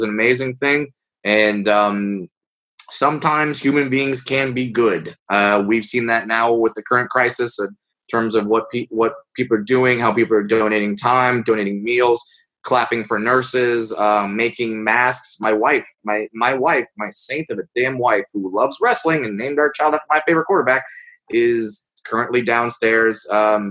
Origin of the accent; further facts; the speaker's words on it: Southern California, United States; I grew up in Southern California.